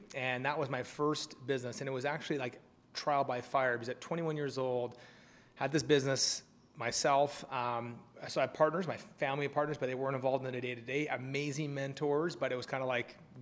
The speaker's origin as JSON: {"language": "English", "country": "Canada", "said": "we're both Canadian."}